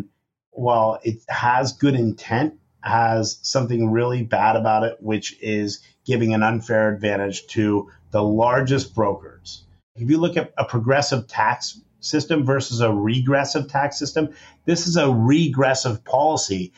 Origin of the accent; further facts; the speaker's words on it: San Francisco, California, United States; I grew up in San Francisco